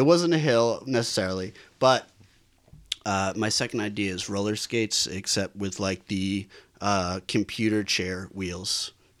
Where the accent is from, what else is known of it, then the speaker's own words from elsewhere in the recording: Boston, Massachusetts, United States; moved away as an adult; now in Los Angeles, United States; coming from Massachusetts, Boston area especially, you're either Irish Italian or Irish Italian.